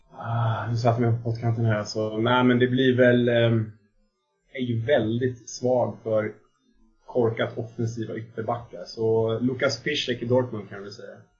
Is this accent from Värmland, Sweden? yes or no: no; Täby, Stockholm County, Sweden; now in Solna, Sweden; jag kommer från eh, Stockholmsförorten Täby och jag bor i, jag vet inte om man får säga förort om det för då blir folk sura, men jag bor i, i Solna